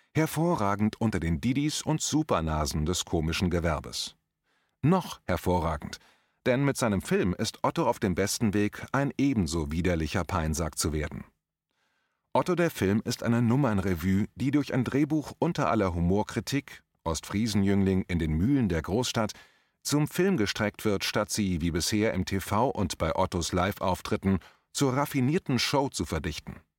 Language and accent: German; Limburg an der Lahn, Hesse, Germany; moved away; in meiner alten Heimatstadt Limburg